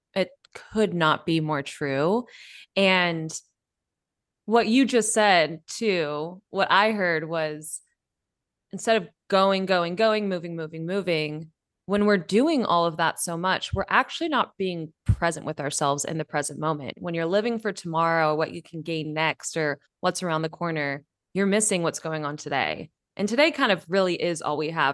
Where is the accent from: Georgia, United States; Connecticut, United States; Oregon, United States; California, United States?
California, United States; Bay Area; moved away as an adult; now in Mexico; I've grown up in California, born and bred in the Bay Area